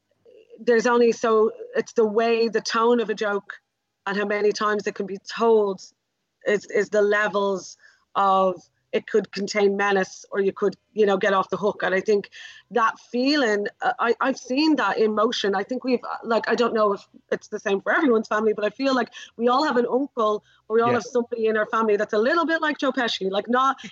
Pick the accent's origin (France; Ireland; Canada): Ireland; as an Irish person